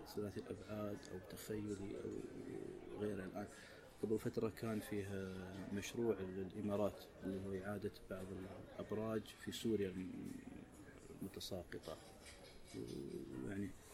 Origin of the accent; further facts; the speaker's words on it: Saudi Arabia; احنا كسعوديين